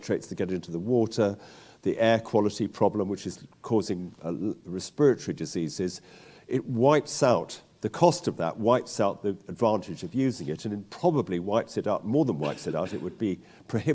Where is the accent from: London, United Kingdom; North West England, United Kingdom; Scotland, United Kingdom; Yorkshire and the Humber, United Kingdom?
London, United Kingdom; moved away as an adult; also born or lived in West Wales; I'm a Londoner who got back to the land to West Wales in the 70s